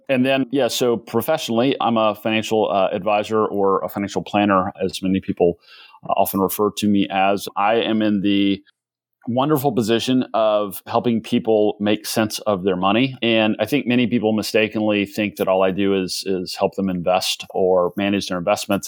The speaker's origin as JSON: {"language": "English", "town": "Athens", "region": "Georgia", "country": "United States", "tie": "born or raised there", "also_born_or_lived": "Atlanta, Georgia / South Carolina", "said": "I did most of my growing up in Athens, Georgia, which is right up the road, home of the University of Georgia"}